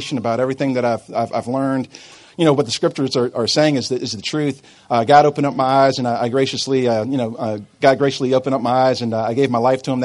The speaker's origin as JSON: {"language": "English", "town": "Albany", "region": "New York", "country": "United States", "tie": "born or raised there", "said": "I grew up in upstate New York. I grew up in Albany"}